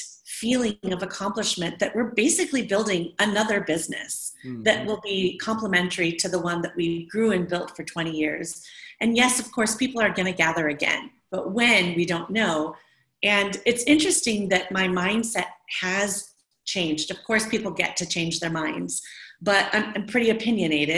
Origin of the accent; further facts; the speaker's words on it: Midwest, United States; moved away; also born or lived in Alameda / Oakland; I'm from the Midwest.